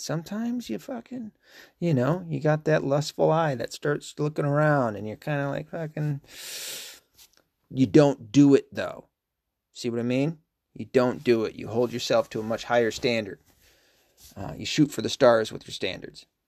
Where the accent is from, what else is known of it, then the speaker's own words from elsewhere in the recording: Tennessee, United States; I'm from Tennessee